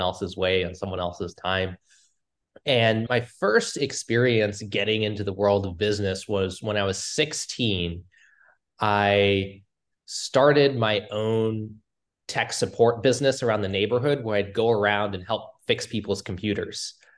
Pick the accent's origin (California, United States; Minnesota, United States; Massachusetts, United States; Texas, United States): Massachusetts, United States; Cambridge; I grew up in, uh, Cambridge, outside of Boston